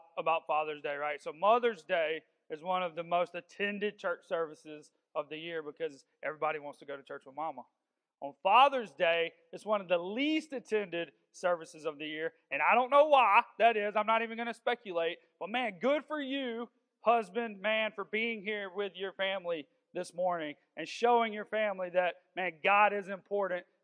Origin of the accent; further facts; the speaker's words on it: Augusta, Georgia, United States; I'm from South Augusta, and people just think I'm a fighter because I'm from there.